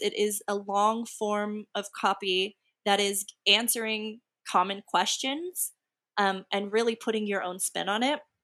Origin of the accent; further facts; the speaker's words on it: Texas, United States; I'm also from Texas.